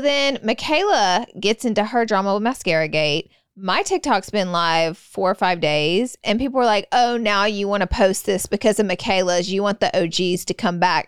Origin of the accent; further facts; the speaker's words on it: the South, United States; I'm from the South